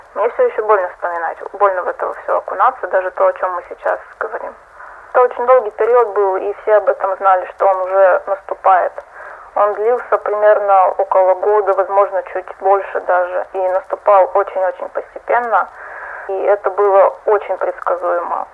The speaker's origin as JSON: {"language": "Russian", "country": "Russia", "said": "я из России"}